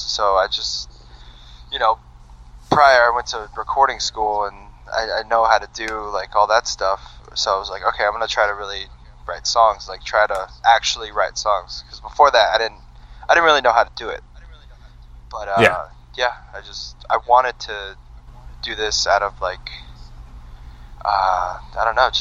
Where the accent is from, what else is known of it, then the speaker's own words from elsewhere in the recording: Winnetka, California, United States; I grew up in Winnetka, California.